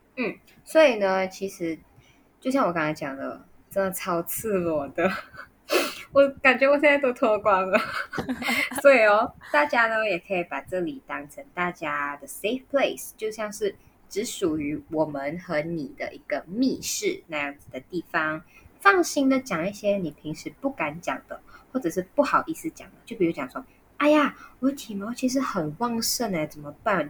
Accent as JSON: {"language": "Chinese", "country": "Malaysia", "said": "我们是马来西亚人"}